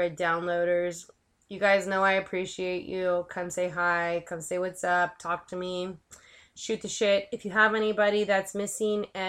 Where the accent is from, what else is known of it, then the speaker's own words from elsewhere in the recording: San Francisco Bay Area, California, United States; I'm from the Bay Area. I'm a native Bay Arian